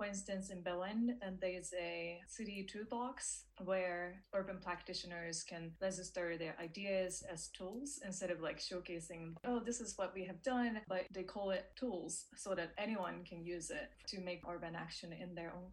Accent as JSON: {"language": "English", "country": "Japan", "tie": "born or raised there", "said": "I grew up in Japan, but I've been traveling around"}